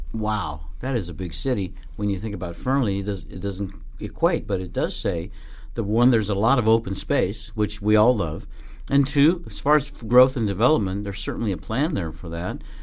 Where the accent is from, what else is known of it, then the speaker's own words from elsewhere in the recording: Colorado, United States; also born or lived in Northern Nevada; now in Nevada, United States; my hometown in Colorado where I grew up on the, on the farm